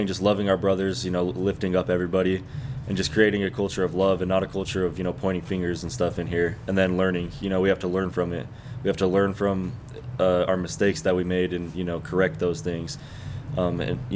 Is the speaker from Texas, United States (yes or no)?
yes; Texas, United States; moved away; I'm from Texas